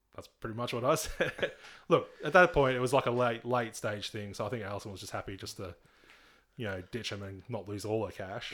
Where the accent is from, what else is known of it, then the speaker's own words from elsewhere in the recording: Nowra, New South Wales, Australia; I grew up in East Nowra